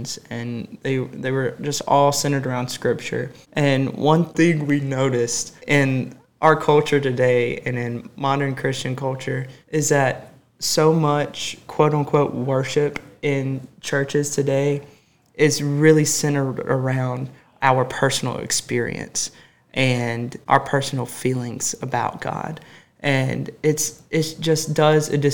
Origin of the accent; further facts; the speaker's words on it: Summerton, South Carolina, United States; moved away as an adult; now in Anderson, United States; I'm originally from Somerton, South Carolina, which is about 3 hours away from Anderson